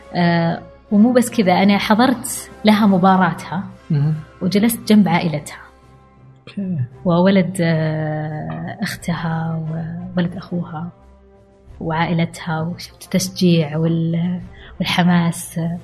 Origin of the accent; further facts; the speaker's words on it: Al-Ahsa, Eastern Province, Saudi Arabia; انا بنت الاحساء